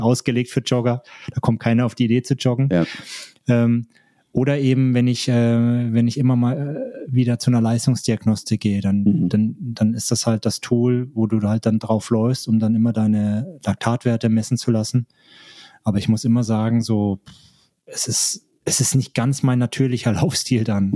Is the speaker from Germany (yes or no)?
yes; Germany; moved away; in meine alte Heimat, besuche ähm, Verwandte und Freunde. Mhm. Grüße da nach Deutschland